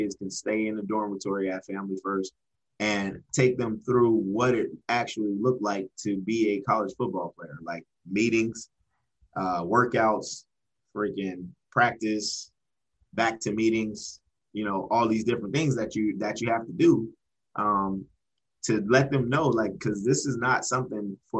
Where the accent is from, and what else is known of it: Erie, Pennsylvania, United States; born or raised there